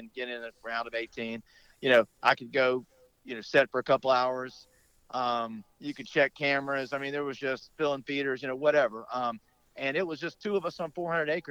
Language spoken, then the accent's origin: English; Tallahassee, Florida, United States; also born or lived in Tampa, Florida; I've been here in Tallahassee. I wasn't born here. I was born in Tampa, so I am a native Floridian, but I've been here since I was five